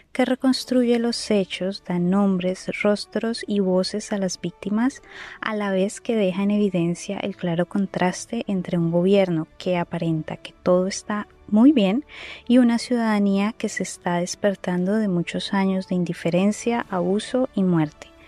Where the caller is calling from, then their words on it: Germany; Patreon de Presunto desde el 2019. Los escucho siempre desde Alemania